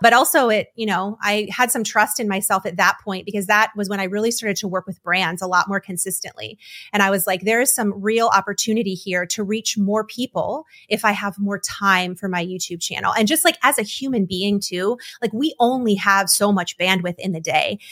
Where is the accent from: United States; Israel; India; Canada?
United States; Detroit, Michigan; now in North Carolina, United States; I was born and raised in Detroit. I came down to North Carolina